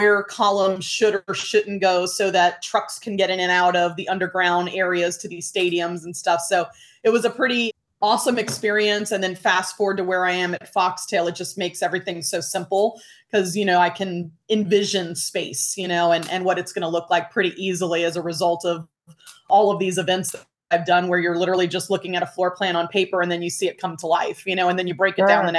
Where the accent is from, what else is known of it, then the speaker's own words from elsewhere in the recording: Miami, Florida, United States; I grew up in Miami, Florida